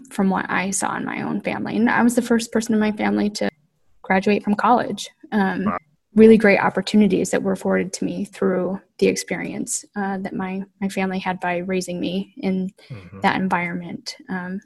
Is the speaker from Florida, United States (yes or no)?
no; Flint, Michigan, United States; growing up in Michigan in particular, in Flint in particular, most of my family worked for what we call the big three automakers